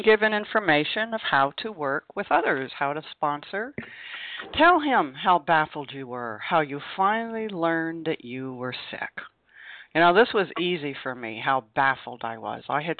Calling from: Vermont, United States; I am calling you from Vermont.

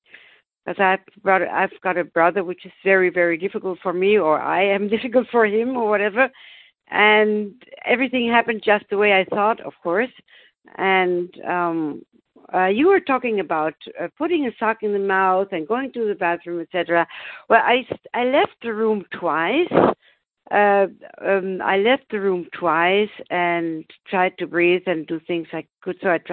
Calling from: Germany; I'm calling from Germany.

